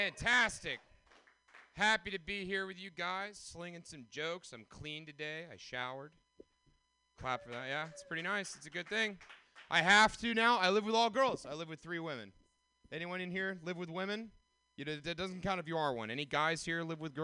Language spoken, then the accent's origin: English; Atlanta, Georgia, United States; moved away as an adult; now in California, United States; I'm from Atlanta